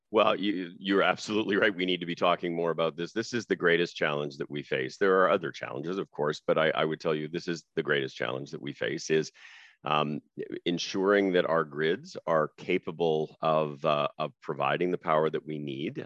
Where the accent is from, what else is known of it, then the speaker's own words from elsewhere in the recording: Saskatchewan, Canada; I grew up in Saskatchewan